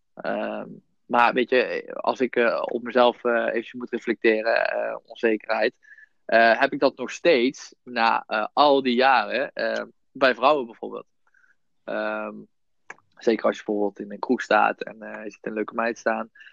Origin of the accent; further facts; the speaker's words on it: Son en Breugel, North Brabant, Netherlands; also born or lived in Nijmegen; ik kom uit Zonnebreugel, hetzelfde als Jasper.